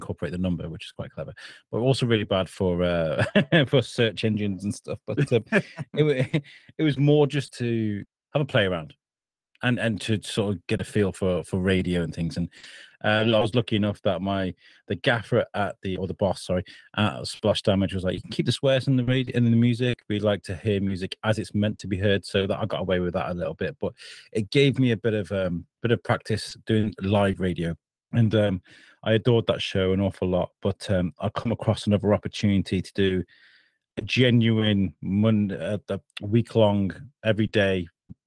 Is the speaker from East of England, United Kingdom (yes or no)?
no; Shrewsbury, West Midlands, United Kingdom; my hometown, Shrewsbury, which is in Shropshire in the UK